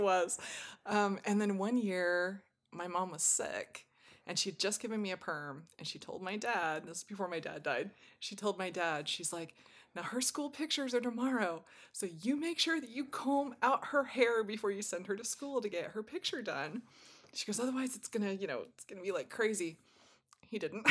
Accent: Southwest, United States; I was born in the Southwest and raised in a very warm climate

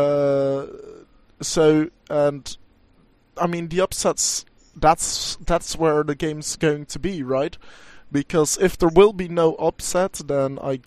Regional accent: Enschede, Overijssel, Netherlands; in Enschede, in my hometown

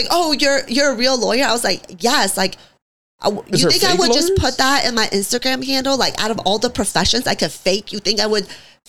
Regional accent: United States; So for me, it's like, I'm American.

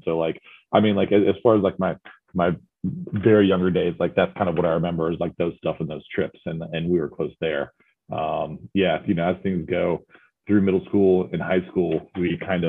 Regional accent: Douglasville, Georgia, United States; moved away as an adult; also born or lived in Atlanta, Georgia; now in Nashville, United States; So I was born in Atlanta, Georgia, raised in Douglasville, Georgia, which is it's the burbs, man. I'm from the burbs of Atlanta. So, you know, I was born in the hospital in the city and moved out to the burbs and grew up there, man.

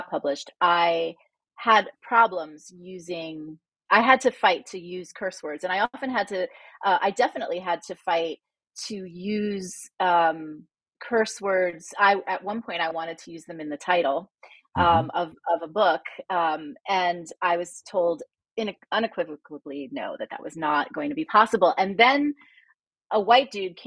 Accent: New Jersey, United States; I'm from Jersey, so cursing is the mother tongue here

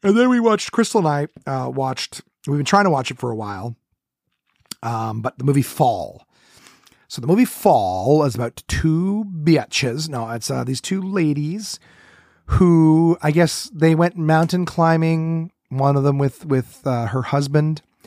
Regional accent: Ottawa, Ontario, Canada; Ottawa, my hometown

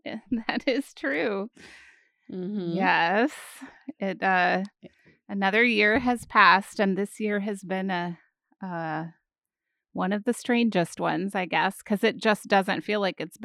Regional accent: Washington, United States; born there; I was born in the Pacific Northwest and it snowed on the day I was born, which is pretty unusual in the area north of Seattle to get snow in December.

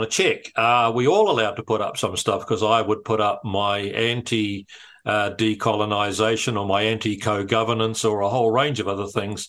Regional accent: Matamata, Waikato, New Zealand; I grew up in Matamata

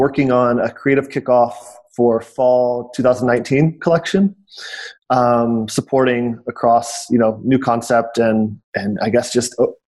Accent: Ohio, United States; moved away as an adult; also born or lived in Portland, Oregon / San Francisco Bay Area; I grew up in Ohio, so it wasn't a haven for, the great outdoors.

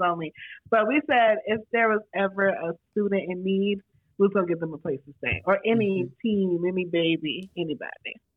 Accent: New York, United States; moved away; also born or lived in Florida

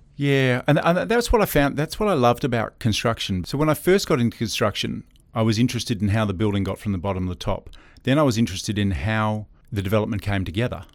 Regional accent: Perth, Western Australia, Australia; also born or lived in Auckland, New Zealand; so I'm a Perth boy. I was born and bred in Perth

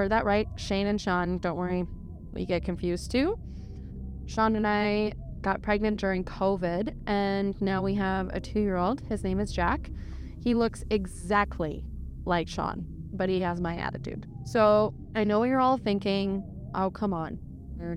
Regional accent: Edmonton, Alberta, Canada; I have lived in the Edmonton area my whole life

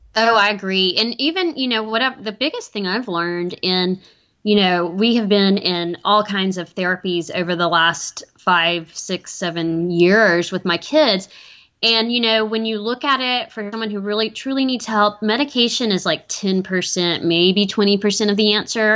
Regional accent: Chattanooga, Tennessee, United States; my hometown of Chattanooga

